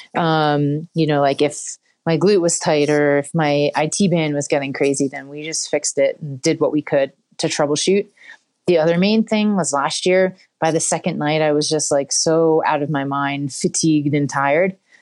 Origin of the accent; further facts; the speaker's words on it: West Chester, Pennsylvania, United States; also born or lived in Philadelphia; I'm from Westchester, Pennsylvania